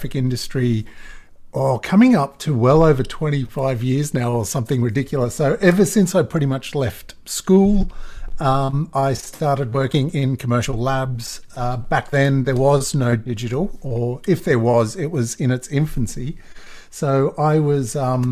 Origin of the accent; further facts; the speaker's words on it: Australia; accent: Australian; my Australian accent